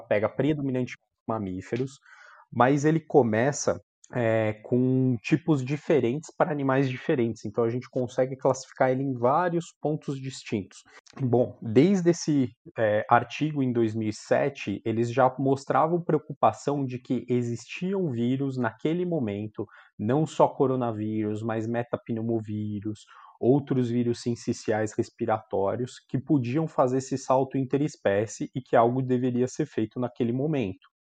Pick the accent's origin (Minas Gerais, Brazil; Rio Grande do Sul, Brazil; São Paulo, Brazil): São Paulo, Brazil; São Bernardo do Campo; also born or lived in Marília; now in São Paulo, Brazil; sou de São Bernardo